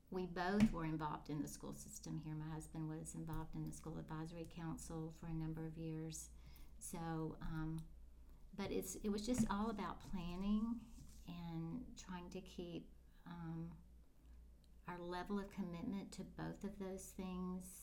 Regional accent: the Florida Panhandle, United States; I am a native Floridian. I was born in the Panhandle. Okay. I grew up in the Panhandle.

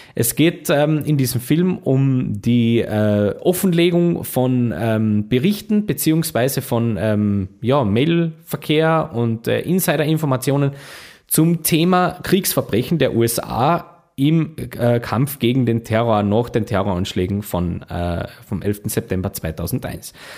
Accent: Carinthia, Austria; bei uns in Kärnten

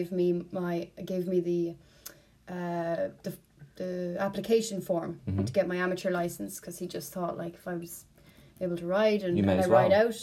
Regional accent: Kilkenny, Leinster, Ireland; accent: Irish; moved away as an adult; I'm from Kilkenny in Ireland and trying very hard to not speak too Irish right now.

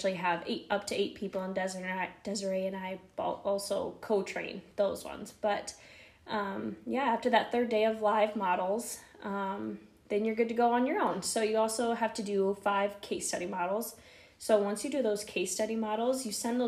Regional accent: Faulkton, South Dakota, United States; moved away as an adult; also born or lived in Brookings, South Dakota / Sioux Falls, South Dakota; I grew up in Falkton, South Dakota. So super, super small town.

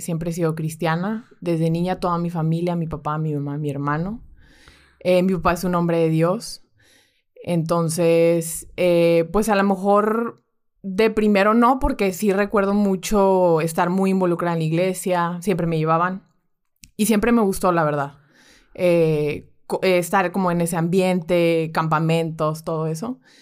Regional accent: Monterrey, Nuevo León, Mexico; mi familia es de Guadalajara. Ok. Pero de hecho yo soy la única regia

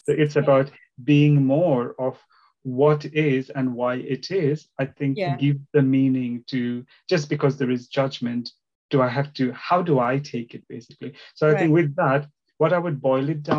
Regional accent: India; English is a second language; also born or lived in Northeast India / South India; now in United Kingdom; I was born in the northeast of India and then moved more towards the southern part of India

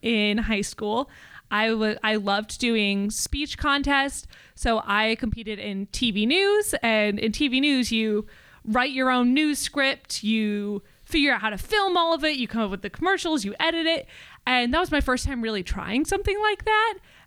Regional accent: DeWitt, Iowa, United States; I am from DeWitt, Iowa. So it's about 20 minutes north of the Quad Cities

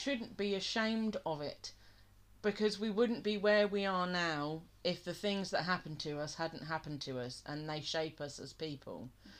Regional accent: England, United Kingdom; We are English

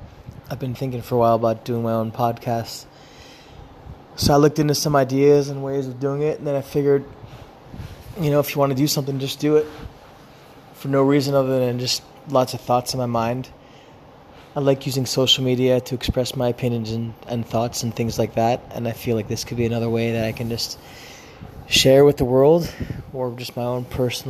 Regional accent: Philadelphia, Pennsylvania, United States; born there; also born or lived in California; I was born in Philadelphia. I grew up bicoastally between divorced parents, one parent living in California, one parent living in Philadelphia, and I actually spent my childhood living between both coasts.

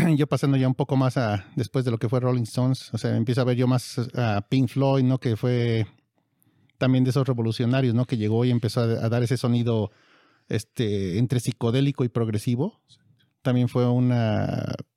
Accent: Mexico; nosotros somos de México

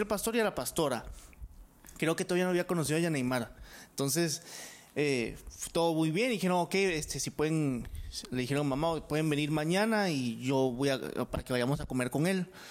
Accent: Mexico; como buen mexicano

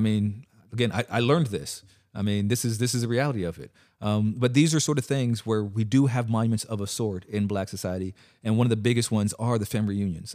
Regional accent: California, United States; moved away; I'm from California

